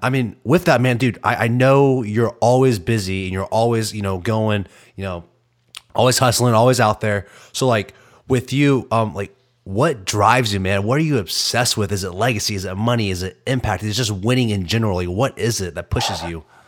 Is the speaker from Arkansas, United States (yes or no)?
yes; Arkansas, United States; I'm from Arkansas.